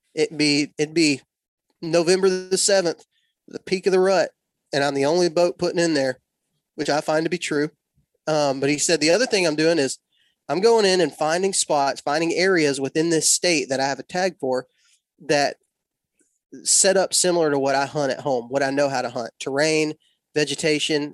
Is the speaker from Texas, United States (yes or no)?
yes; West Texas, United States; moved away; I was born and raised in West Texas